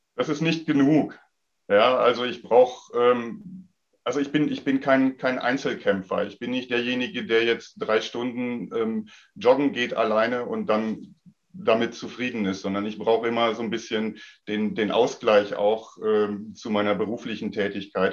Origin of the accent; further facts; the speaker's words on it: Sauerland, North Rhine-Westphalia, Germany; moved away as an adult; ich bin ja groß geworden ähm, zu Zeiten von Boris Becker und Steffi Graf noch und habe dann mhm. damals natürlich auch äh, Anfang der 80er Jahre ähm, in meiner Heimat im Sauerland